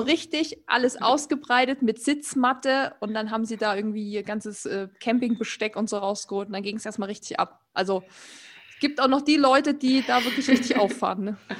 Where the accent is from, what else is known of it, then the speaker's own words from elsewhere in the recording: Erzgebirge, Saxony, Germany; moved away; ich komme ja eigentlich aus dem Erzgebirge, das ist ja Mittelgebirge, wo wir früher super viel Schnee hatten